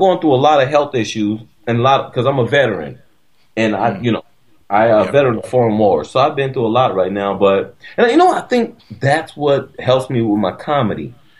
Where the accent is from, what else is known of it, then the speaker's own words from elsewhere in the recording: United States; This is my view as an American on racism.